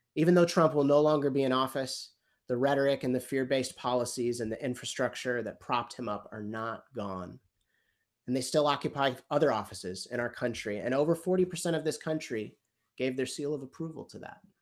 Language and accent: English; United States; I'm American